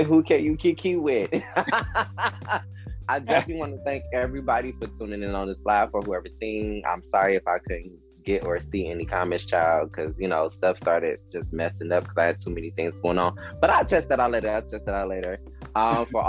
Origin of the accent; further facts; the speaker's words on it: Detroit, Michigan, United States; I'm from Detroit